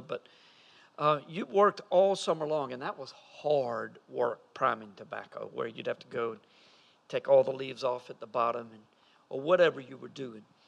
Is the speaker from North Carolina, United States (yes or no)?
yes; Fuquay-Varina, North Carolina, United States; I grew up in Fuquay. We were in the same town.